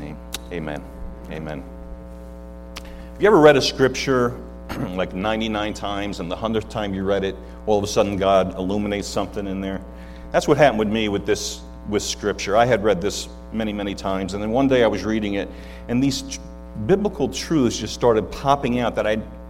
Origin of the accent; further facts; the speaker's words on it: Hudson Valley, New York, United States; I grew up in the Hudson Valley area, so we don't have an accent up there